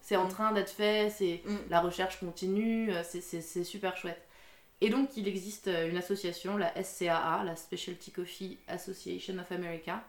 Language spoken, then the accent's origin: French; Alsace, Grand Est, France; now in Dijon, France; je suis née en Alsace. J'ai grandi en Alsace.